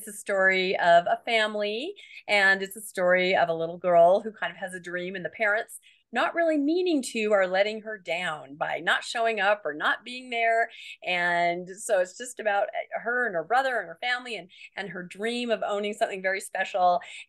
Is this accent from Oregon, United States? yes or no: no; Washington, United States; Now, I grew up in Washington State, so we didn't have Deseret Book, but we had a place called Desert Book